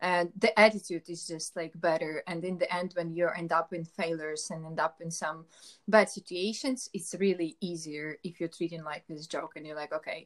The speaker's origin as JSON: {"language": "English", "country": "Ukraine", "said": "I'm from Ukraine."}